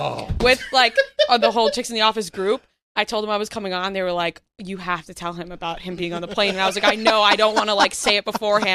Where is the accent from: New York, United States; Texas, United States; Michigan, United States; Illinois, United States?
New York, United States; Seaford; Seaford, Long Island.